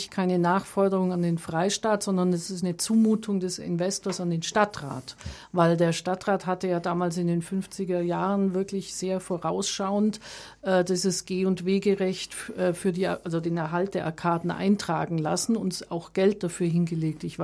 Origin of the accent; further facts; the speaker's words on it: Augsburg, Bavaria, Germany; born there; now in Munich, Germany; Ich kam zum Studieren, zum Studium der Informatik nach München, geboren ursprünglich in Augsburg